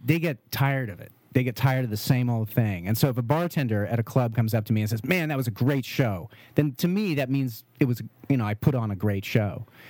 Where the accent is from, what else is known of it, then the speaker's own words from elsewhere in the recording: St. Helena, California, United States; also born or lived in Vallejo / Berkeley / Oregon; I grew up in Saint Helena.